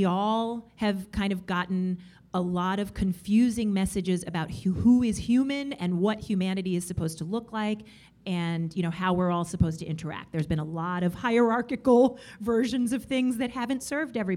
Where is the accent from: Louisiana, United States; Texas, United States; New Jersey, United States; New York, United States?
New York, United States; I am a New Yorker and everything like that, but really, I mean, my family, I'm Dominican, and I'm also half Puerto Rican